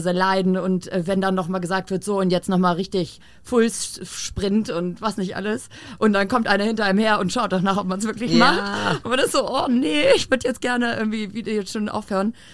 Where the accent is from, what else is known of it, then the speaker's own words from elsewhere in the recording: Hamburg, Germany; also born or lived in Berlin; Anfang 2017, ich war neu, also wieder zurück in Hamburg. Ich bin ja gebürtige